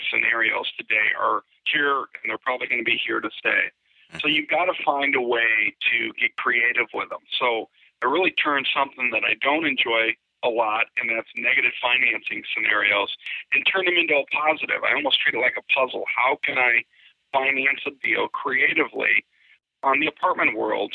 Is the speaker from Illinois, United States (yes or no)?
yes; Chicago, Illinois, United States; I grew up in Chicago